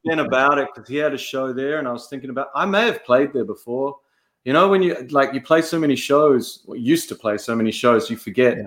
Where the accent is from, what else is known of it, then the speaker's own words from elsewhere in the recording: Dunedin, Otago, New Zealand; I grew up in Dunedin